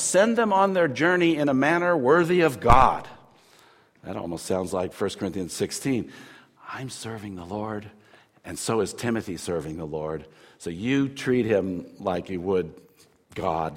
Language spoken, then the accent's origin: English; United States; I'm an American